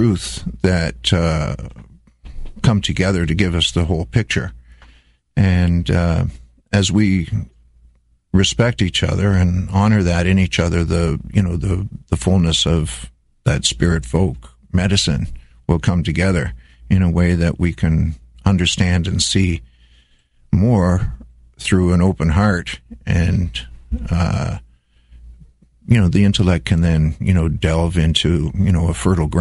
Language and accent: English; Wainfleet, Ontario, Canada; also born or lived in Netherlands; I immigrated from Holland in 1955 and started school in Wainfleet, lived in the Niagara Peninsula till I was around 16 years old